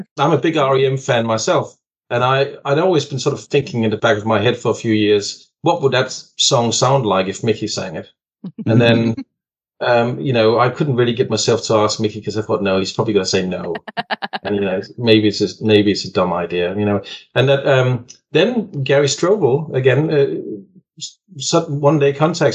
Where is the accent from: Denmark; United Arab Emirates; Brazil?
Denmark; moved away; I'm from Denmark originally, in Scandinavia. And in Denmark, when I grew up